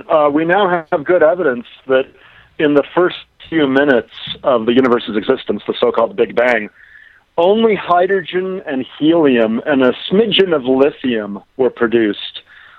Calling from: Aspen, Colorado, United States; I'm actually in Aspen, Colorado.

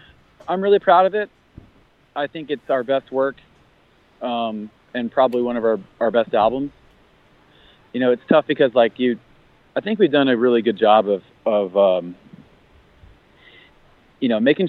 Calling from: Buffalo, New York, United States; Buffalo, New York.

